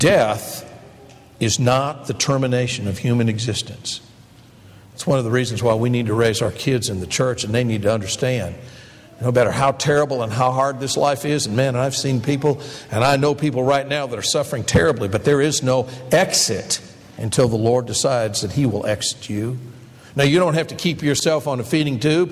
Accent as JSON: {"language": "English", "town": "Detroit", "region": "Michigan", "country": "United States", "tie": "born or raised there", "said": "when I was a boy growing up in the Detroit area"}